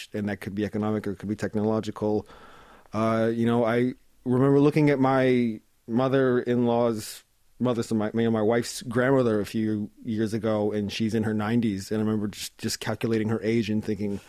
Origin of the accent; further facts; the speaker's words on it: Canada; moved away as an adult; now in South Korea; I grew up in Canada and I've spent my adulthood in Korea